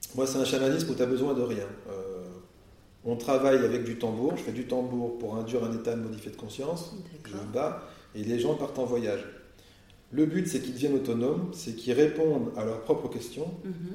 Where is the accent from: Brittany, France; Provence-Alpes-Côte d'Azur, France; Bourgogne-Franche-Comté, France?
Bourgogne-Franche-Comté, France; Burgundy; now in Nord, France; Moi, je viens de Bourgogne à l'origine, pourtant je suis dans le hmm. Nord maintenant